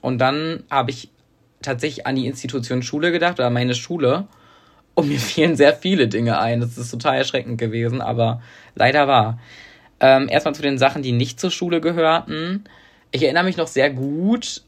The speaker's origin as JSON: {"language": "German", "town": "Münster", "region": "North Rhine-Westphalia", "country": "Germany", "tie": "born or raised there", "said": "weil das ja mein Heimatort ist"}